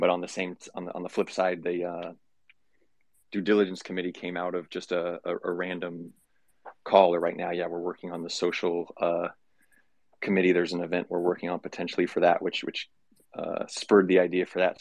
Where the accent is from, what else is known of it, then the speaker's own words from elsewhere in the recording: California, United States; moved away; I grew up in California. I'm not there now